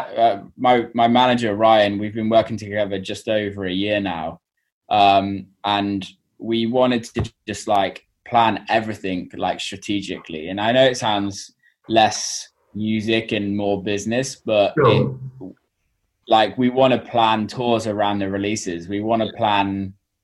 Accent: England, United Kingdom; I'm English

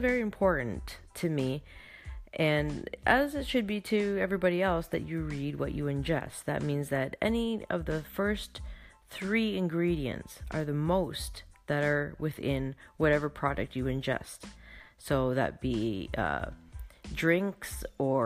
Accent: Canada; I am from Canada

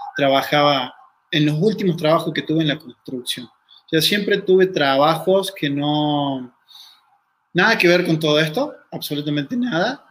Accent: Río Cuarto, Córdoba, Argentina; soy argentino, nací en Río Cuarto, Córdoba

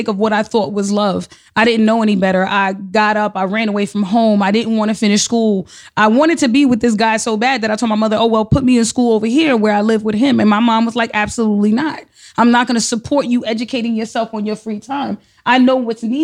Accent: New York City, New York, United States; I grew up in the Bronx. I'm from the Bronx. I'm from Soundview

